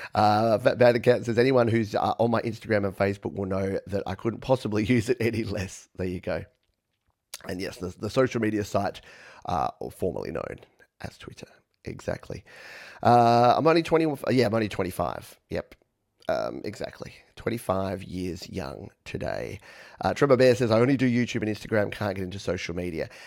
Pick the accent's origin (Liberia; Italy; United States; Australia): Australia; accent: Australian; my funny Australian accent